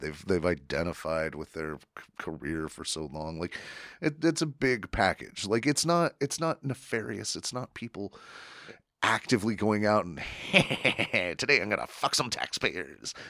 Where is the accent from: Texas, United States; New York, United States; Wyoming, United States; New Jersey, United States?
Wyoming, United States; I grew up in Wyoming